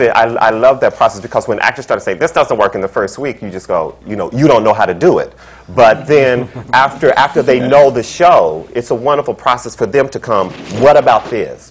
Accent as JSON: {"language": "English", "town": "Frankfort", "region": "Kentucky", "country": "United States", "also_born_or_lived": "California / Los Angeles", "moved": "as an adult", "lives_now": "New York, United States", "said": "from Kentucky. I'm from Frankfort, Kentucky"}